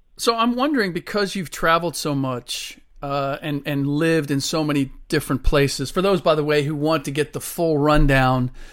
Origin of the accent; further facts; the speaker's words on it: Cincinnati, Ohio, United States; I grew up in Cincinnati, where the Baldwin Music Company is located